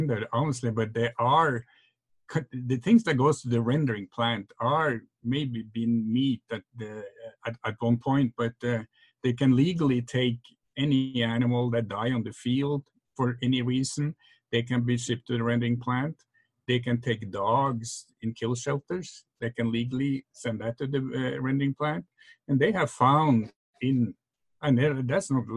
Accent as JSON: {"language": "English", "country": "Norway", "moved": "yes", "said": "I remember my parents back in Norway. I'm from Norway, that's when you have that accent"}